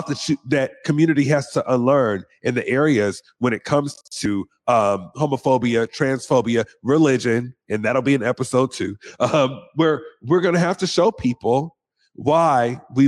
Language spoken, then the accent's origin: English; Seattle, Washington, United States; I grew up here in the South End of Seattle